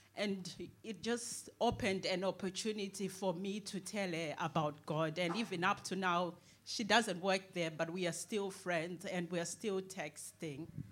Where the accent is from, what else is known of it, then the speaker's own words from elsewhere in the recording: Zimbabwe; now in United Kingdom; I was born in Zimbabwe